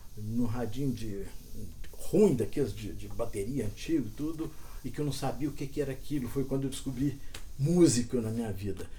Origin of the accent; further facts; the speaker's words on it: Cerrado, Brazil; eu fui criado muito no, aqui no Cerrado